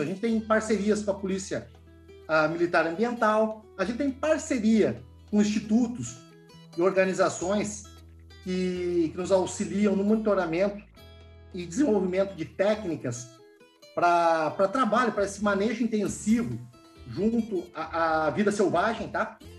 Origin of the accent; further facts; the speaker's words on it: Rio Grande do Sul, Brazil; moved away; Eu venho de pequena propriedade. Eu sou gaúcho